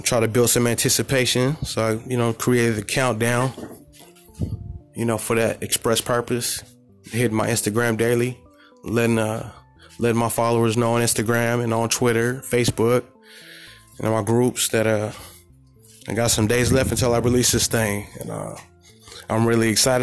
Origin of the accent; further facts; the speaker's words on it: California, United States; I'm from the Golden State